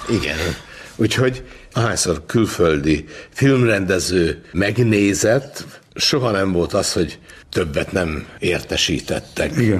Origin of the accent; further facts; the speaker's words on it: Budapest, Hungary; Én az Andrási úton nőttem fel